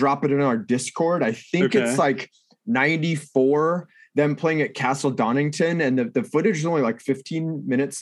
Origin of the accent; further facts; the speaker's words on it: Orange County, California, United States; Orange County, California, about my hometown